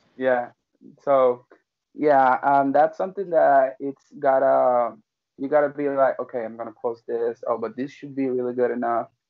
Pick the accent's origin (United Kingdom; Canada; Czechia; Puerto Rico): Puerto Rico; I'm from Puerto Rico